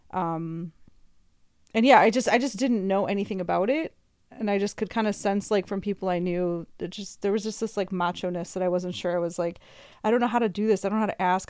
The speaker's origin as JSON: {"language": "English", "region": "Midwest", "country": "United States", "also_born_or_lived": "California", "moved": "yes", "said": "me being a Midwesterner"}